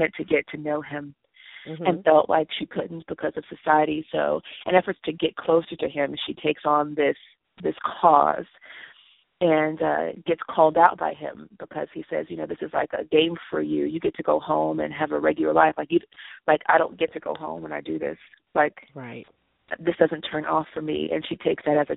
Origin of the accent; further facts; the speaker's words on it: Los Angeles, California, United States; I'm from Los Angeles